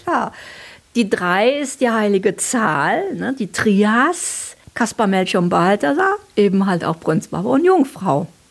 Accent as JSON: {"language": "German", "town": "Cologne", "region": "North Rhine-Westphalia", "country": "Germany", "said": "bei uns in Köln"}